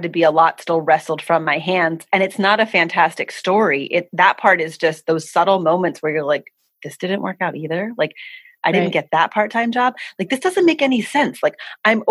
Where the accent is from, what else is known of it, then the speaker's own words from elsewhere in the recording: East Coast, United States; moved away as an adult; also born or lived in Philadelphia; now in Hawaii, United States; I was born and raised on the East Coast with East Coast mentality